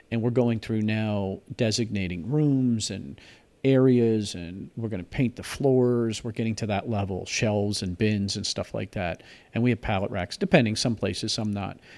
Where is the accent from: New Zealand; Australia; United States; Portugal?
United States; Alaska; now in Indiana, United States; I'm in Pennsylvania. I'm freezing to death. I mean, it's cold here. Then the 30s. I I'm from Alaska